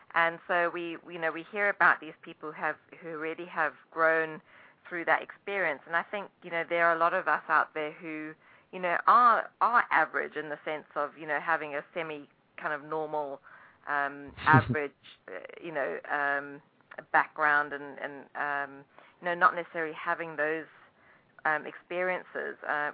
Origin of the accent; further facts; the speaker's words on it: Durban, KwaZulu-Natal, South Africa; moved away as an adult; now in New Jersey, United States; I escaped from Durban, South Africa, when I was 25.